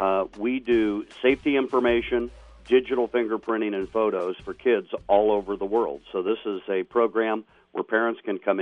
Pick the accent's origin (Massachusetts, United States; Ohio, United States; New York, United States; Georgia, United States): Ohio, United States; Grove City; by the way, I was born and raised in Grove City.